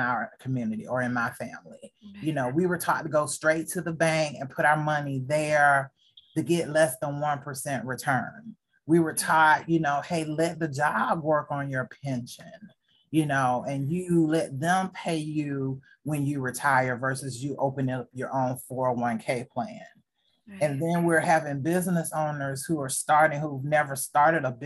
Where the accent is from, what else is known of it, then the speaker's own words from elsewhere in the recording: the South, United States; I am a African-American female growing up in the South